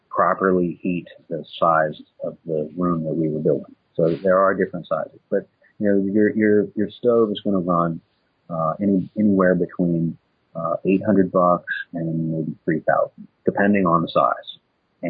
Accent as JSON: {"language": "English", "region": "Midwest", "country": "United States", "moved": "yes", "said": "I come from the Midwest originally"}